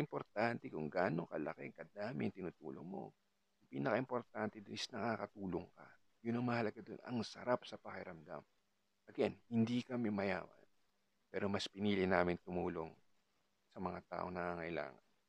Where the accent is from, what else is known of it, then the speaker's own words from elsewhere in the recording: Calabarzon, Philippines; I'm from I'm from Cavite.